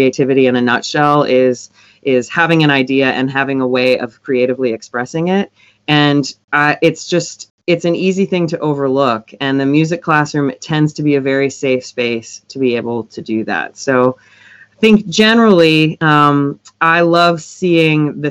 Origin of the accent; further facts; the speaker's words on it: Michigan, United States; now in Nashville, United States; I'm from Michigan originally, but I'm based in Nashville now